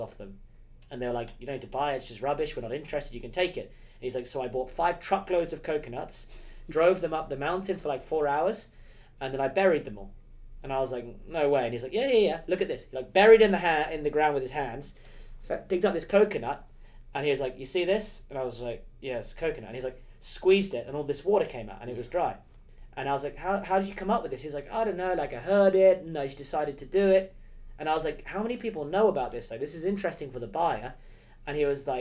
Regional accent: England, United Kingdom; As an English boy

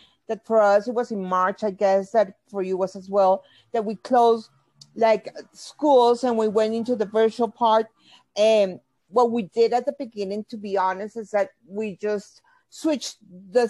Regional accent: Bogota, Colombia; I'm from Bogota, Colombia.

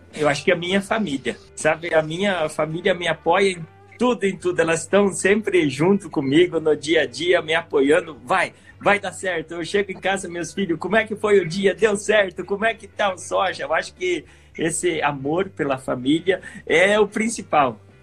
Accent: Santa Catarina, Brazil; eu nasci em Santa Catarina

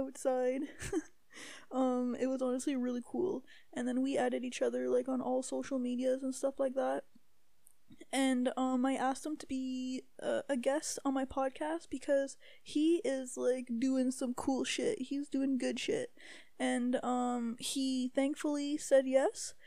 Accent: Timmins, Ontario, Canada; now in Calgary, Canada; I'm in my hometown, so Timmins, Ontario.

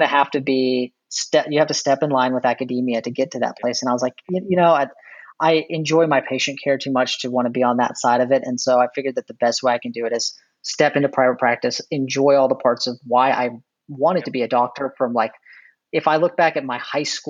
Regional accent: Texas, United States; I'm from Texas

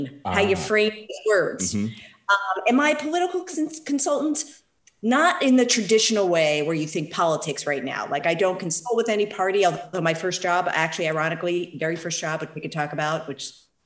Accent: Philadelphia, Pennsylvania, United States; also born or lived in San Francisco Bay Area; now in San Francisco, United States; I'm calling you from Philadelphia, my hometown

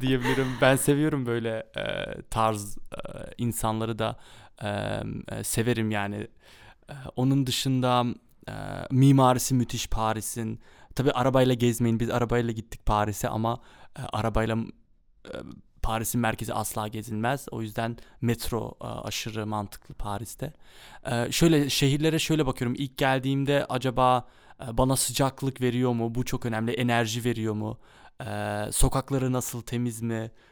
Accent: Amsterdam, North Holland, Netherlands; also born or lived in Kayseri, Turkey (ancestry) / Mersin, Turkey (ancestry); Amsterdam'da doğdum büyüdüm.

